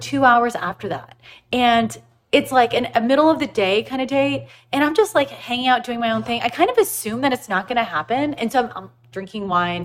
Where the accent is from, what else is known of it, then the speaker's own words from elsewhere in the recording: Houston, Texas, United States; I'm from Houston